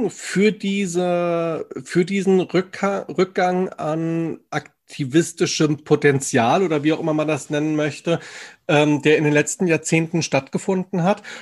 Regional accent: Wetzlar, Hesse, Germany; Also ich, ich komme ja ursprünglich aus Wetzlar, aus Mittelhessen

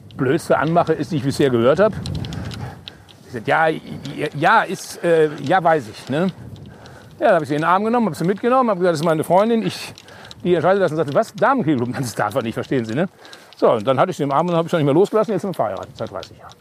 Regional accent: North Rhine-Westphalia, Germany; accent: Hochdeutsch; moved away; also born or lived in Cologne; ich bin in Westfale, ich spreche Hochdeutsch

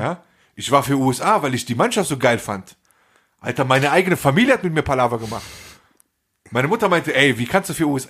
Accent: Germany; ich bin in Deutschland, ich bin hier geboren und ich fühle mich teils als Deutscher

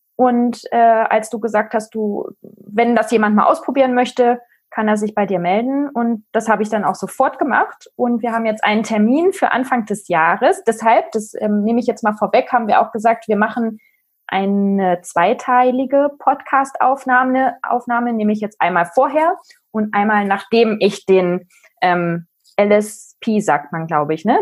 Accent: East Germany, Germany; ich bin in der DDR aufgewachsen. Ich war zwölf, als die Wende war

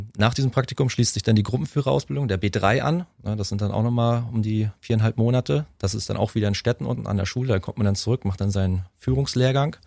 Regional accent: Waren, Mecklenburg-Vorpommern, Germany; In meiner Heimatstadt waren Müritz

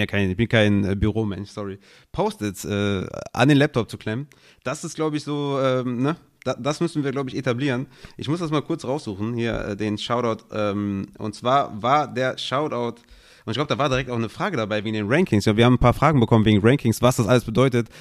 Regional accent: Düsseldorf, North Rhine-Westphalia, Germany; ich bin Düsseldorfer

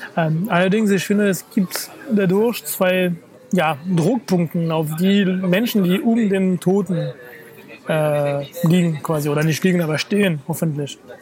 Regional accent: France; moved away; meiner Heimatstadt

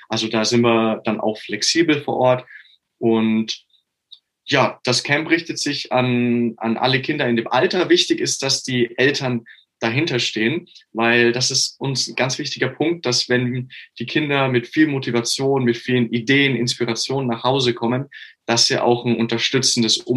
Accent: Augsburg, Bavaria, Germany; ich komme aus Augsburg.

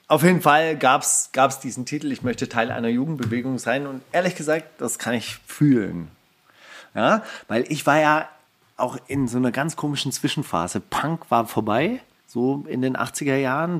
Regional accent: Stuttgart, Baden-Württemberg, Germany; bei uns in Stuttgart

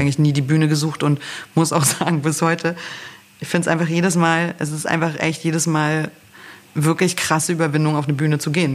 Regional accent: Berlin, Germany; also born or lived in Northern Germany; Also ich bin ja in Ostberlin eigentlich groß geworden, äh, komme zwar aus Norddeutschland, aber habe hier eine, äh, meine Jugend sozusagen in äh, verbracht in Lichtenberg

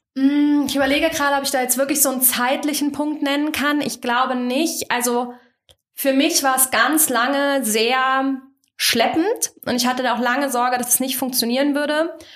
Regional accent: Kassel, Hesse, Germany; Ich komme aus dem schönen Kassel, also aus dem Herzen Deutschlands

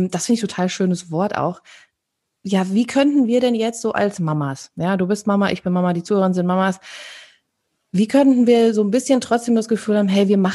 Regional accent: North Rhine-Westphalia, Germany; Also wir kommen ja aus dem Sauerland und da ist

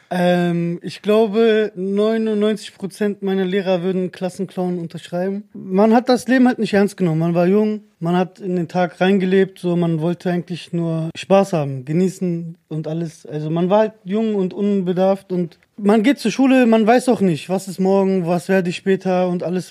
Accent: Germany; ich bin in Deutschland geboren

